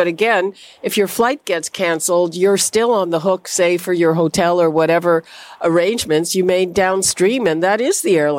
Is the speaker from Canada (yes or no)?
yes; Montreal, Quebec, Canada; now in Toronto, Canada; I'm from Montreal.